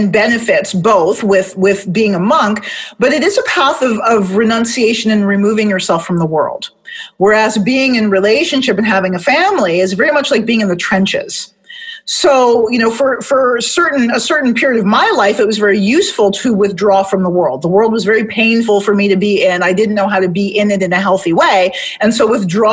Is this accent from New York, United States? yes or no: no; Detroit, Michigan, United States; moved away; I'm from Detroit originally, D-Town